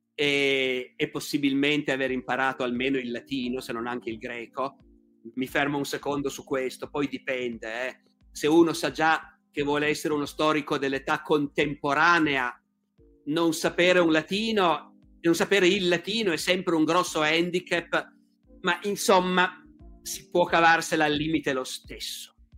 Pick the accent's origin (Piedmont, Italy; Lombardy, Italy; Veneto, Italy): Piedmont, Italy; Turin; un torinese, come sono io